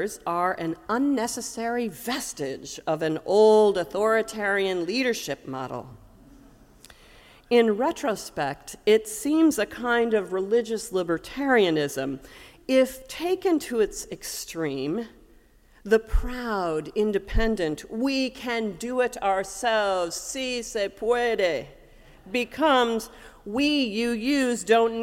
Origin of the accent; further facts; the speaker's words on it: Ames, Iowa, United States; when I was a kid growing up in the Unitarian Universalist Fellowship of Ames, Iowa